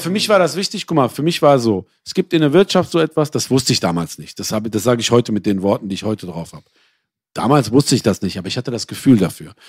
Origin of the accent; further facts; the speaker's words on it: Essen, North Rhine-Westphalia, Germany; Aber ich bin auch im Ruhrgebiet aufgewachsen